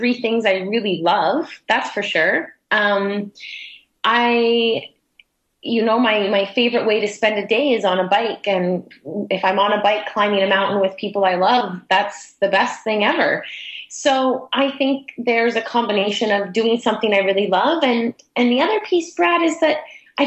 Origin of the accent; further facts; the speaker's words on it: Toronto, Ontario, Canada; now in Vancouver, Canada; I'm from Toronto on the east coast of Canada. And when I moved to the west coast